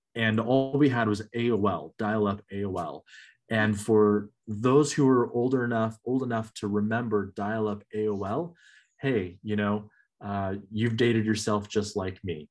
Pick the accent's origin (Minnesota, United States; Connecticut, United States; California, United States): California, United States; Northern; moved away as an adult; now in Michigan, United States; I grew up in Northern California and I love Northern California